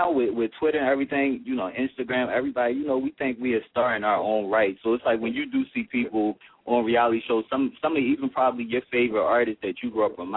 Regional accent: Philadelphia, Pennsylvania, United States; growing up in Philly, you gotta hold your own.

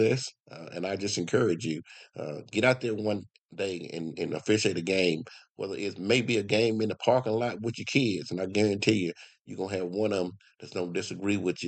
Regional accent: Como, United States; I'm from Como, country boy, grew up in the country

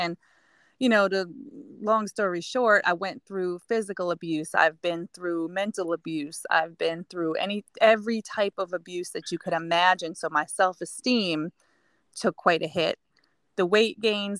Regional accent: New York, United States; moved away; also born or lived in Connecticut; I grew up in New York and then we moved to Connecticut

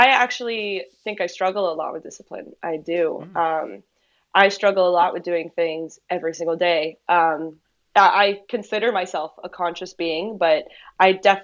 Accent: Miami, Florida, United States; I was born and raised here in Miami

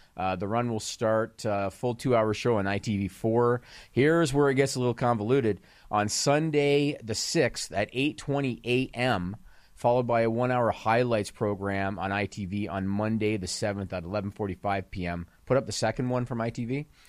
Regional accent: Canada; as a Canadian

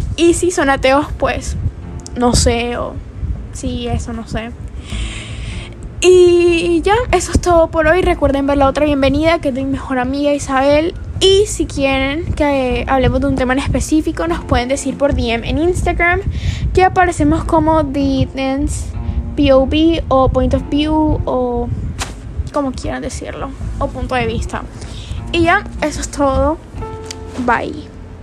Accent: Colombia; Soy de Colombia

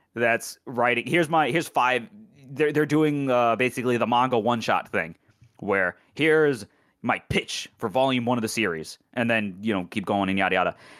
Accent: United States; as an American

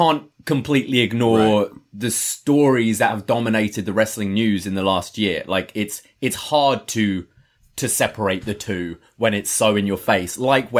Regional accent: United Kingdom; maybe that comes from being British, so the kind of culture difference isn't so huge.

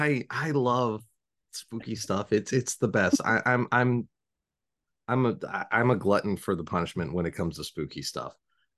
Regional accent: Southington, Connecticut, United States; my hometown or of Southington is got the haunting in Connecticut.

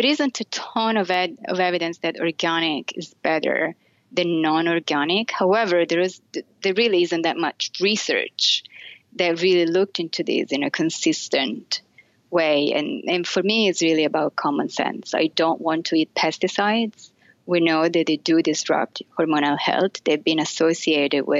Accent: Florence, Tuscany, Italy; moved away as an adult; now in United States; I grew up in Italy. and specifically in Florence

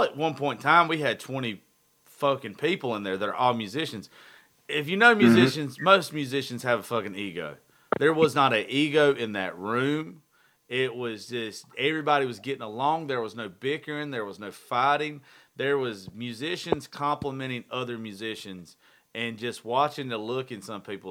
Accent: Georgia, United States; moved away as an adult; now in Nashville, United States; We're all from Georgia

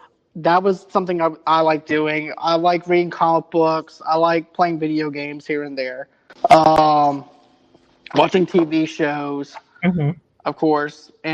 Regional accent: Boston, Massachusetts, United States

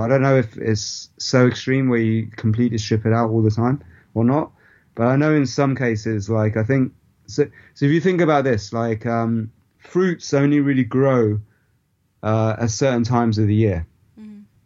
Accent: India; my ancestral roots is the part of India that I'm from

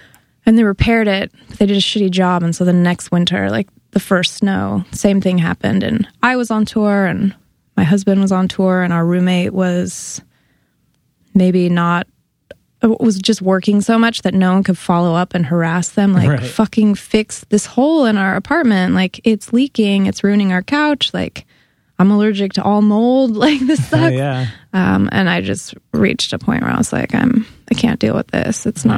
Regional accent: Berkeley, California, United States; now in New York, United States; Yeah, I'm from the Bay Area. I'm from a suburb near Berkeley, California.

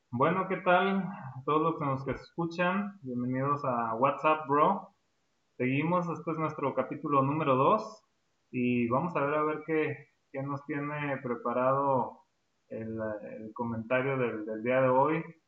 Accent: Durango, Mexico; Nosotros somos hermanos, este, somos de México, específicamente acá de la, de la ciudad de Durango

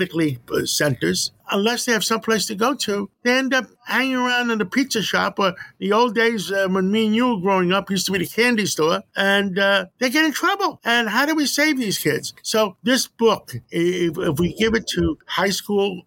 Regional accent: New York City, New York, United States; also born or lived in Greece; I grew up on West Harlem by City College

